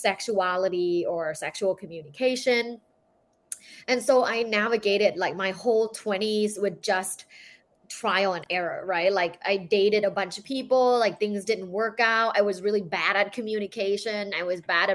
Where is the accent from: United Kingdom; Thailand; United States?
Thailand; I'm from Thailand. So I was born and I grew up in Thailand